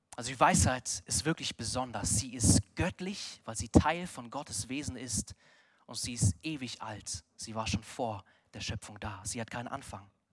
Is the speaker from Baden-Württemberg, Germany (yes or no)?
no; Munich, Bavaria, Germany; wir als Münchner